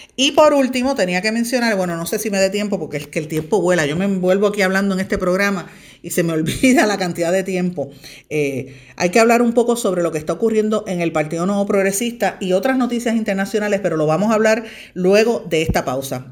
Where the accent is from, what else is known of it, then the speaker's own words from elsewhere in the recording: Puerto Rico; lo que somos las mujeres puertorriqueñas